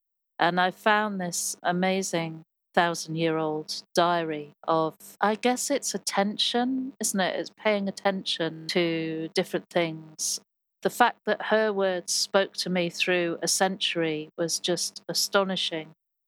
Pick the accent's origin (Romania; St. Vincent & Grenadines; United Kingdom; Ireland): United Kingdom; Birmingham, West Midlands; born there; also born or lived in Hollywood, United States; I was born in Loveday Street Hospital, which they, shortly after my birth, they knocked down.